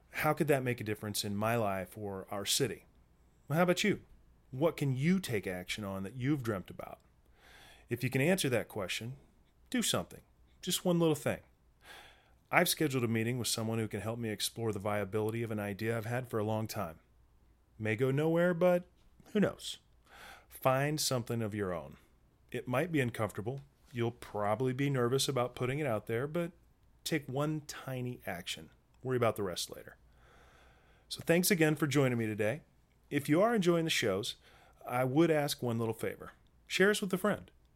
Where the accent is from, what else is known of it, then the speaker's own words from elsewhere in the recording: Midwest, United States; we grew up in the Midwest